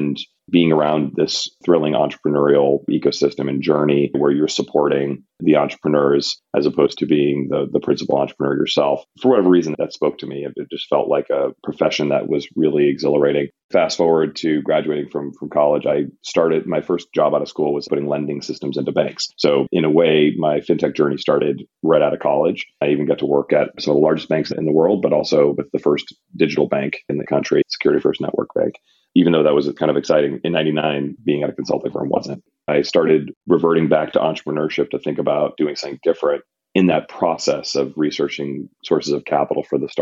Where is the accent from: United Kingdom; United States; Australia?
United States; Randolph, Massachusetts; also born or lived in Boston; I was born in Boston, grew up in a town called Randolph, about 15 minutes south of Boston